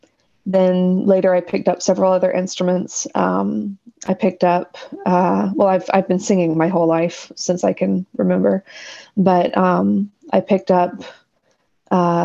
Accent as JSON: {"language": "English", "town": "Dothan", "region": "Alabama", "country": "United States", "tie": "born or raised there", "also_born_or_lived": "Birmingham, Alabama", "moved": "as an adult", "lives_now": "Kansas, United States", "said": "I am an Alabama native, was born and raised in Dothan, Alabama"}